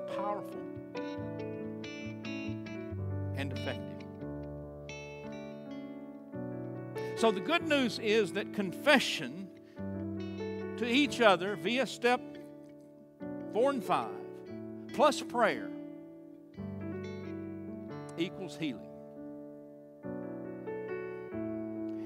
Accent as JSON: {"language": "English", "town": "Chandler", "country": "United States", "tie": "born or raised there", "said": "I'm from Chandler. I know everything in this town"}